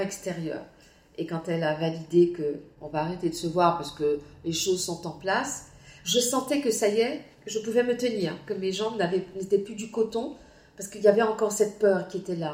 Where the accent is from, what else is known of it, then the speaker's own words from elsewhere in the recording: Guadeloupe; moved away; also born or lived in Martinique; je suis Guadeloupéenne. Je n'ai aucune honte à l'être. Je suis très heureuse d'être née en Guadeloupe.